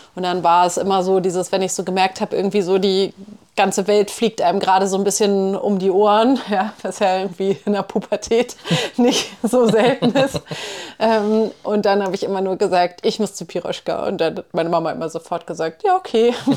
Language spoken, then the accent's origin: German; Hamburg, Germany; moved away; ich komme ja nun aus Hamburg